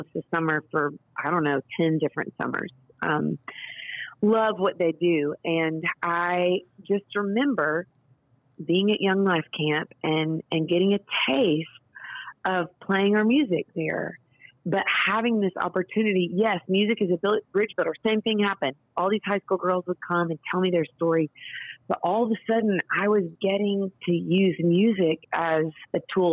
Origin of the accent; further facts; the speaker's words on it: Nashville, Tennessee, United States; I grew up here in Nashville, Tennessee, daughter of a producer